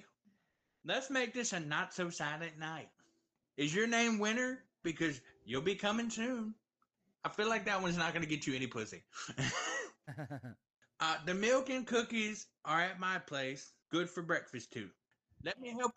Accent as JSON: {"language": "English", "region": "Virginia", "country": "United States", "said": "I'm from Virginia"}